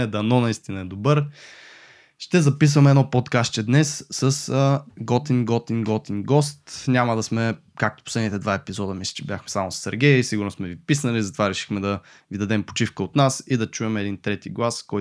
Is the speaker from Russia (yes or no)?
yes; Russia; дет съм руснак